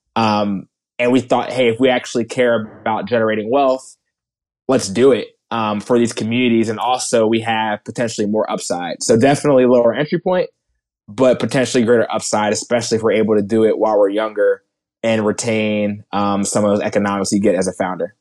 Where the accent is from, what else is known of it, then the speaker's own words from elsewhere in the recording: outside of Philadelphia, New Jersey, United States; I grew up in New Jersey. Outside of Philadelphia